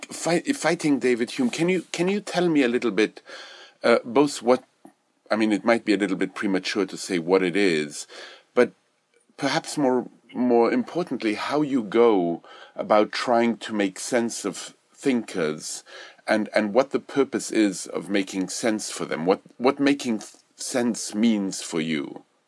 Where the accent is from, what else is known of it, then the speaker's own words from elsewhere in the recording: Belgium; moved away; when I was growing up in Europe. I remember in, in Belgium, we, we studied Boileau